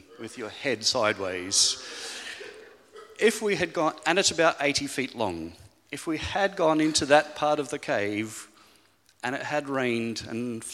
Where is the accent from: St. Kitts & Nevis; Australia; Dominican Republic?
Australia; moved away as an adult; now in Falkirk, United Kingdom; You'll quickly pick up from my accent that I'm not really a Falkirk local, because originally I'm from Australia, but this is home